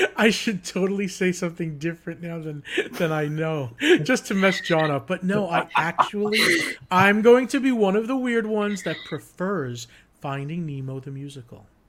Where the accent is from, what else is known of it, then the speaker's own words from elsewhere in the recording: Long Island, New York, United States; now in Orlando, United States; I grew up in New York, Long Island